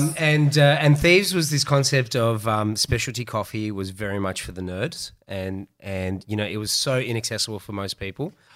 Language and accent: English; Melbourne, Victoria, Australia; I am from Melbourne, uh, born and bred in Melbourne